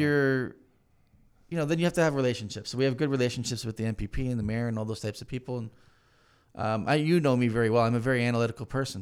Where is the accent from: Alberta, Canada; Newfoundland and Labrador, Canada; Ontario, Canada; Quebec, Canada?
Ontario, Canada; Hamilton; moved away; I'm from Hamilton originally